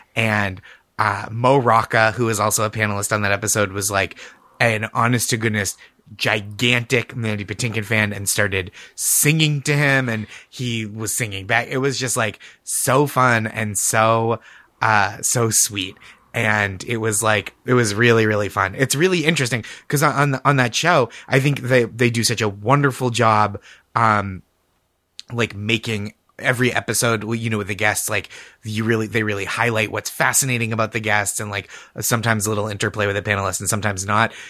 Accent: Massachusetts, United States; I'm from Massachusetts

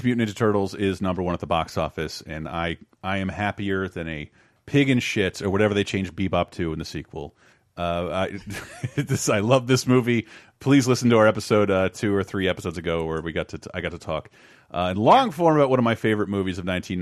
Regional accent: Florida, United States; moved away; my home state of Florida

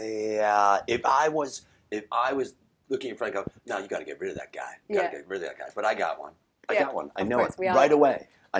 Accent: Chicago, Illinois, United States; moved away; Rogers Park, West Rogers Park, so Pratt, California.

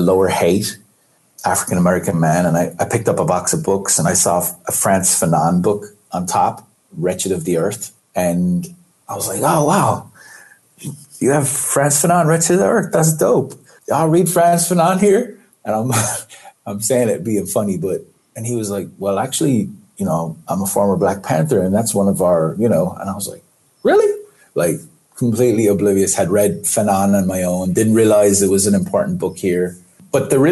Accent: Ireland; moved away as an adult; I grew up in Ireland

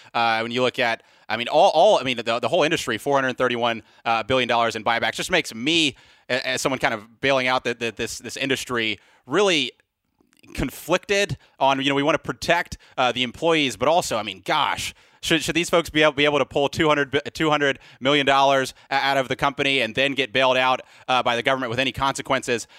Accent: Mobile, Alabama, United States; my hometown, Mobile, Alabama

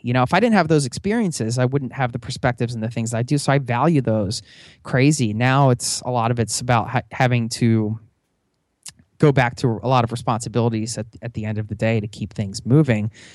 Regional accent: outside of Philadelphia, Pennsylvania, United States; I grew up outside of Philadelphia

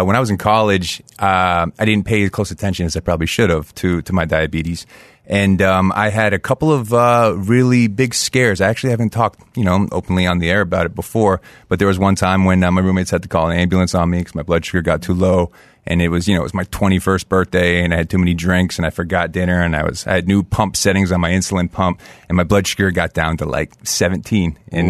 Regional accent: Fairbanks, Alaska, United States; born there; also born or lived in Colorado Springs, United States; I was born near Fairbanks, Alaska. Both my parents were stationed up there in Clear Air Force Base.

